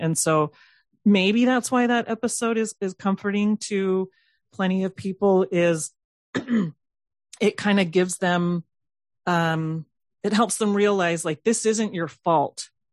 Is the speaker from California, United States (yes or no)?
yes; Southern California, United States; I, I grew up in Southern California